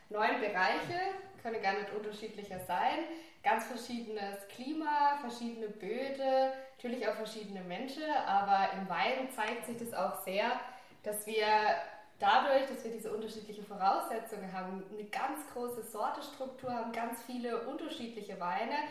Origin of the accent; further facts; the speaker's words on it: Durbach, Baden-Württemberg, Germany; Also das sind auch meine Highlights in Durbach, in der Ortenau, wo ich herkomme.